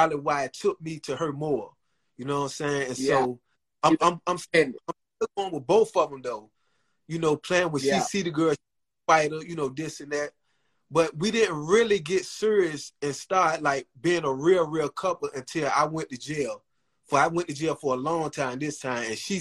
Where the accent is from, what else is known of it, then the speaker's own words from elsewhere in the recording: Norfolk, Virginia, United States; 1/4 of … from Norfolk, Virginia.